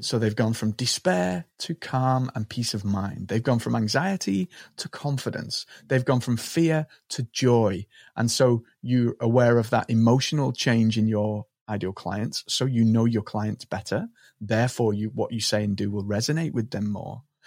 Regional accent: Liverpool, North West England, United Kingdom; I grew up in Liverpool on the market stalls of Liverpool with my dad as a young boy.

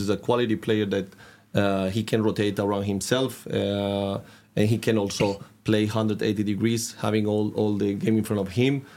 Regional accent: Catalonia, Spain; English is a second language; moved away as an adult; now in Trondheim, Norway; from a, village in the coast, in the north of Barcelona

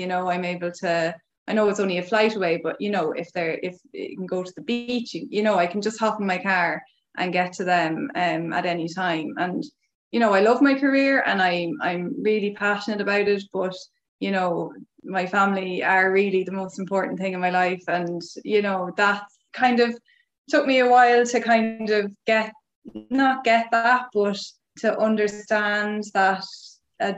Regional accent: Ireland; accent: Irish; moved away; I'm Irish.

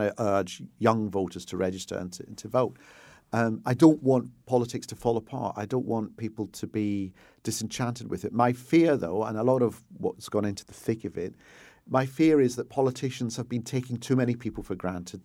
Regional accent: Glasgow, Scotland, United Kingdom; I grew up in Hill Head, where the, the famous Hill Head by-election, Roy Jenkins trying to become leader of the S D P by winning the Hill Head seat in class

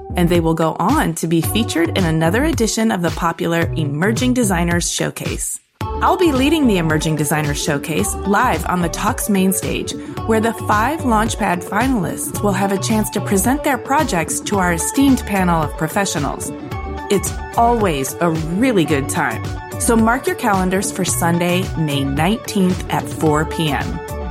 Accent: Detroit area, Michigan, United States; moved away; also born or lived in New York City / Oakland; I grew up Detroit adjacent, and then I went to New York City

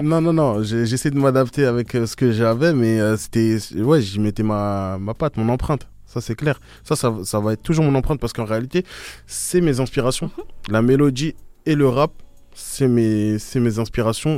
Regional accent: Stains, Île-de-France, France; Je suis né à Astin, j'ai grandi à Astin

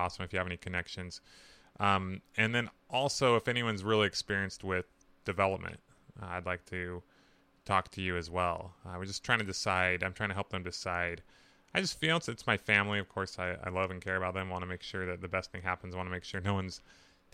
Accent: Burley, Idaho, United States; I was born in Burley, Idaho, not too far from this riverfront property.

